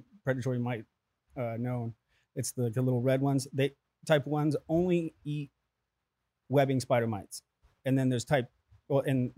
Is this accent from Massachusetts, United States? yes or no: no; Menifee, California, United States; also born or lived in San Diego; I grew up in Menifee, California.